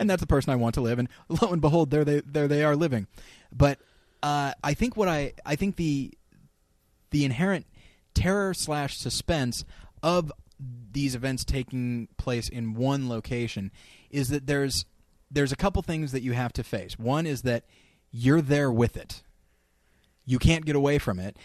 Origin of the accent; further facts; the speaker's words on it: California, United States; moved away; also born or lived in Denver / Missouri; I grew up in California